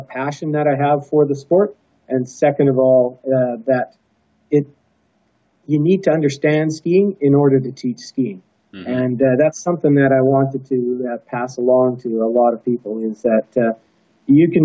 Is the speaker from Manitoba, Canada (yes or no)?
no; Thunder Bay, Ontario, Canada; Growing up in Thunder Bay, Ontario, it's in the middle of Canada